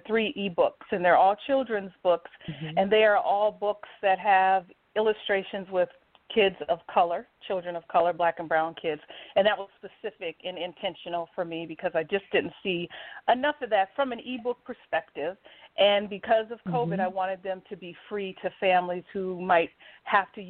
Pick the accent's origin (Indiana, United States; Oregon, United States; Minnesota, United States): Minnesota, United States; St. Paul; moved away as an adult; also born or lived in Washington, D.C. area; I am a native Minnesotan. I was born and raised in St. Paul, Minnesota